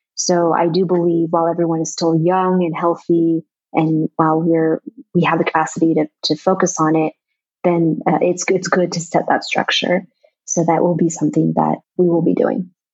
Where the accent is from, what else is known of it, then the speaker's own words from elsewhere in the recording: United States; moved away as an adult; now in Vietnam; growing up in America with Vietnamese origins